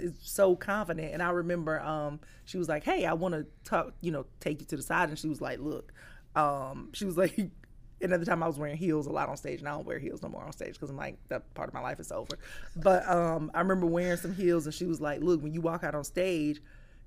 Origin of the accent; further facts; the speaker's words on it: Columbus, Georgia, United States; moved away; my hometown, Columbus, Georgia